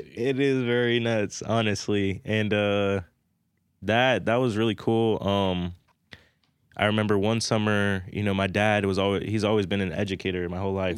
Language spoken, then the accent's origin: English; North Platte, Nebraska, United States; I grew up, I was born and raised in North Platte, Nebraska.